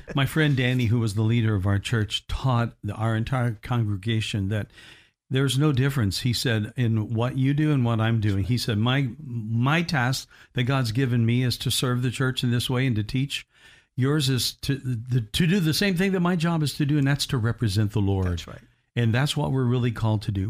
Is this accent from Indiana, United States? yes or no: yes; Evansville, Indiana, United States; my hometown of Ev- Evansville, Indiana